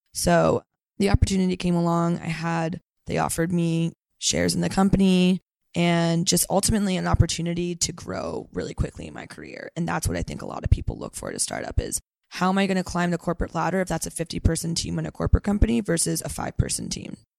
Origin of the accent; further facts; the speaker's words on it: Santa Cruz, California, United States; now in San Francisco, United States; I am from Santa Cruz, California. So, NorCal girl, through and through.